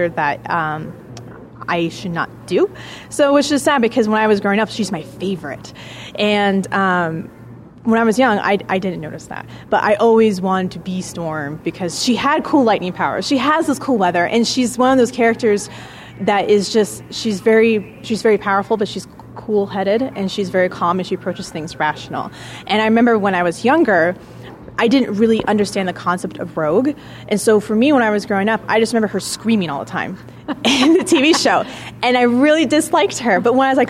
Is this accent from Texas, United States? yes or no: no; Reno, Nevada, United States; Yes, I am from Reno. I've lived in Reno for the majority of my life